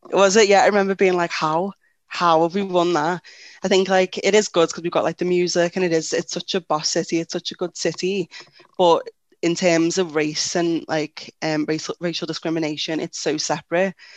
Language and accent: English; Liverpool, North West England, United Kingdom; also born or lived in Anfield, Liverpool; I grew up in Toxteth and then I moved to Anfield